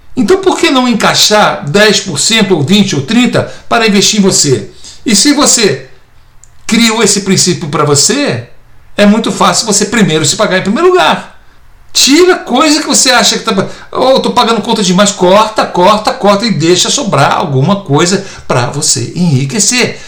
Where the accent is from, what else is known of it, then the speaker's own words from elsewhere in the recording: Brazil; moved away as an adult; now in United States; sou neto de português e tenho dupla cidadania, sou brasileiro e português, agora estou me tornando americano também